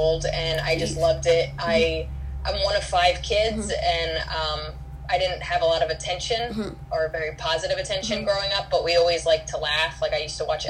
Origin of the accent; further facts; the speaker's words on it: New Jersey, United States; I came in from New Jersey to New York City